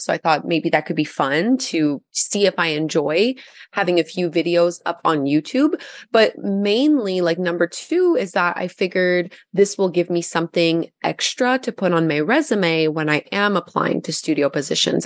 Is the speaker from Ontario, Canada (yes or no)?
no; Gatineau, Quebec, Canada; now in Ottawa, Canada; I'm also French, like I'm from Gatineau originally.